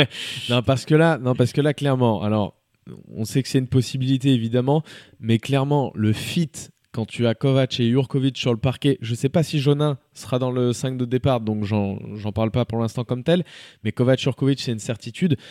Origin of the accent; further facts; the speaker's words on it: Switzerland; en tant que Suisse